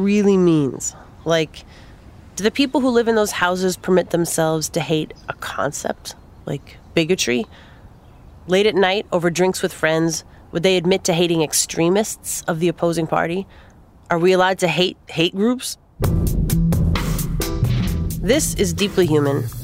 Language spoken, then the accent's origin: English; Minneapolis, Minnesota, United States; Minneapolis, my hometown